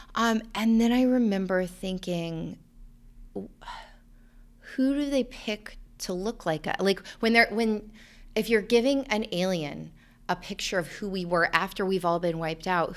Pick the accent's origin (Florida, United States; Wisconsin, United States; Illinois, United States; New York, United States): Florida, United States; North; I'm from North Florida, and there are a lot of snakes and alligators anyway.